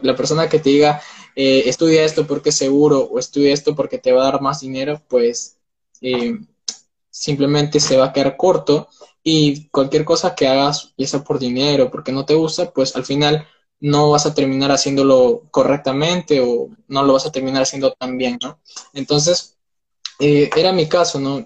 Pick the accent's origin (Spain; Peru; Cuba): Peru; tengo 19 años, soy de Perú